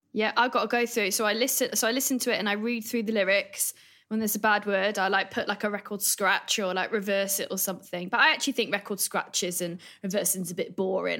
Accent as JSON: {"language": "English", "town": "Evesham", "region": "West Midlands", "country": "United Kingdom", "said": "I'm from a little town called Evesham in Worcestershire"}